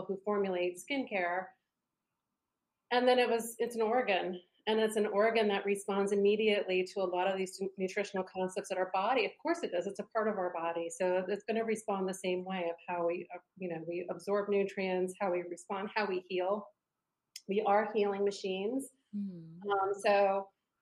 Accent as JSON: {"language": "English", "region": "East Coast", "country": "United States", "tie": "born or raised there", "said": "I grew up on the East Coast"}